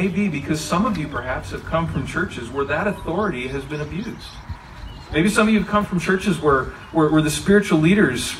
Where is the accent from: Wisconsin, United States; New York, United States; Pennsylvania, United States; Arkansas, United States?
Wisconsin, United States; now in Texas, United States; I grew up in Wisconsin